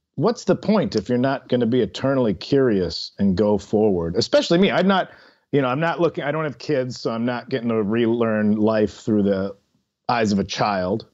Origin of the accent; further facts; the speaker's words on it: Chicago, Illinois, United States; in Chicago where I'm from